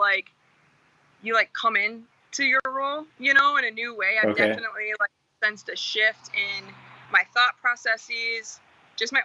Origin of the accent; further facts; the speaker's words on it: Jackson, Michigan, United States; moved away as an adult; now in Grand Rapids, United States; I'm from Jackson, Michigan, originally, Spring Arbor, more specifically